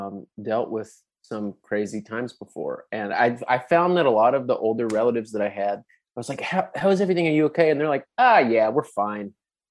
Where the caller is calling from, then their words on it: Fort Worth, Texas, United States; I'm in Fort Worth, Texas.